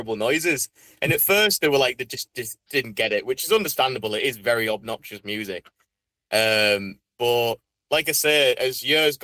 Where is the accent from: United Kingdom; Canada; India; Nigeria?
United Kingdom; Saltburn-by-the-Sea, North East England; also born or lived in Middlesbrough / Carlin How / Leeds; I was born in Middlesbrough, but then for about 2 years of my childhood, I lived somewhere called Carlinau, which is like another kind of small seaside town near Saltburn. But then after them 2 years, me and our mum then moved to Saltburn. And then pretty much after that 2 years, then we've lived here all our lives.